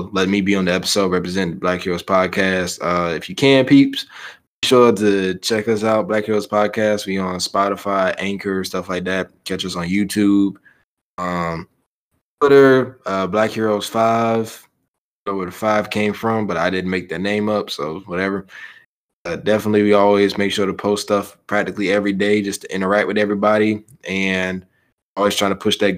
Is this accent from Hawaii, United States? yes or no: no; Chicago, Illinois, United States; I'm right from Chicago